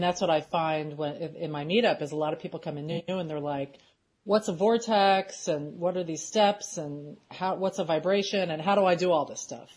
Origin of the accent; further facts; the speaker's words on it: Philadelphia, Pennsylvania, United States; moved away; we're from Philadelphia originally